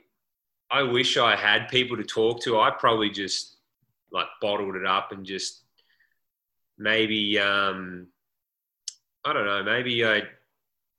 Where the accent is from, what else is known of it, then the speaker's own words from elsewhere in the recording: Australia; moved away as an adult; as Australian punters, not just punters, actually as Australian college athletes in a different country